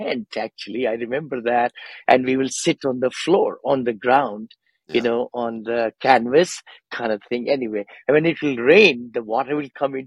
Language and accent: English; India; moved away as an adult; also born or lived in San Francisco Bay Area; now in San Francisco, United States; I came from India many, many years back, 46 years back, actually, 46 or so. I'm an engineer from there. I grew up with six siblings and parents